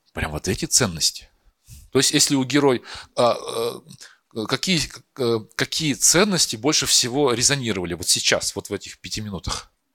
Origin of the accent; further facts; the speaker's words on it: Perm, Perm Krai, Russia; moved away as an adult; also born or lived in Moscow; я сам из Перми, я учился в театральном, э, потом приехал в Москву